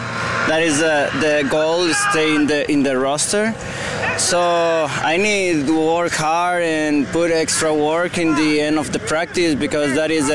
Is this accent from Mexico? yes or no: yes; Monterrey, Nuevo León, Mexico; English is a second language; moved away as an adult; I'm from Monterrey, Mexico.